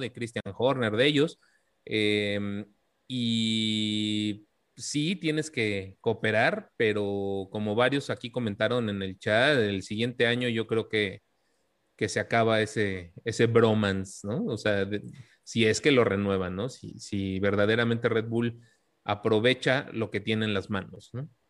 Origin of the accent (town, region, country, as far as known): Mexico